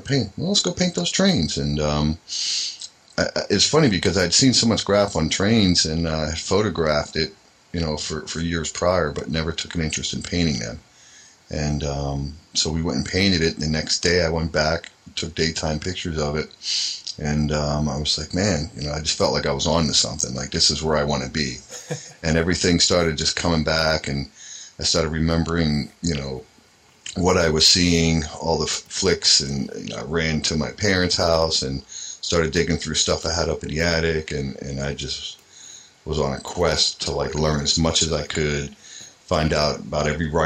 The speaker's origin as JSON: {"language": "English", "town": "Allentown", "region": "Pennsylvania", "country": "United States", "tie": "born or raised there", "said": "in the area that I grew up in Allentown"}